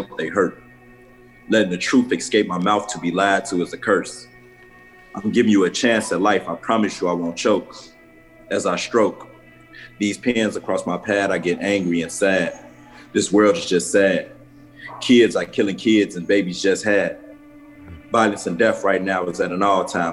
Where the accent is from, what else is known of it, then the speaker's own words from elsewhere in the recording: Chicago, Illinois, United States; I'm from Chicago, I'm from the hood